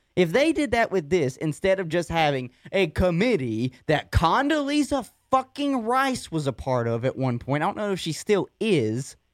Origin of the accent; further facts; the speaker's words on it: North Carolina, United States; we're from, obviously, North Carolina, been here all our lives